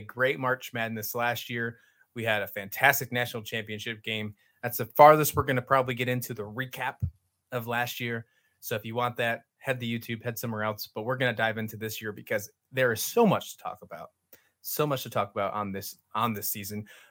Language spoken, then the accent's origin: English; Western New York, United States; moved away as an adult; also born or lived in Virginia; my roots, I grew up in Western New York